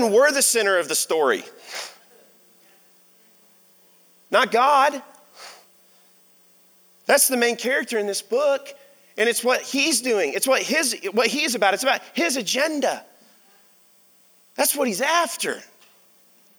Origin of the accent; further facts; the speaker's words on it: Arkansas, United States; I'm from Arkansas